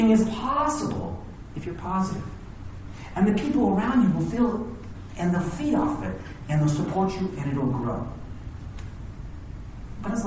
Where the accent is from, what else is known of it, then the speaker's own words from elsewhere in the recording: Hawaii, United States; now in Lake Tahoe, United States; I was born and raised in Hawaii